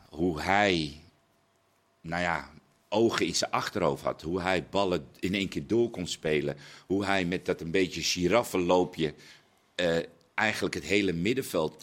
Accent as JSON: {"language": "Dutch", "country": "Netherlands", "said": "wij gewoon Nederlanders"}